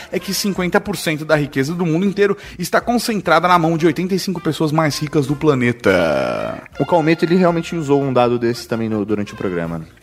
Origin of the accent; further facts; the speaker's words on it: São Paulo, Brazil; Não, porque eu estou de, sou de São Paulo.